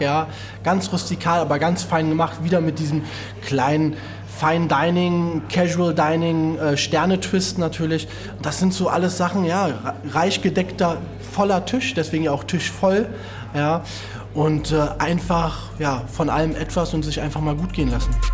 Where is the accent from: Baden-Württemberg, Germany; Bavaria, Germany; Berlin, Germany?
Berlin, Germany; ich komme aus Reinickendorf, hm? Reinickendorf-Wedding.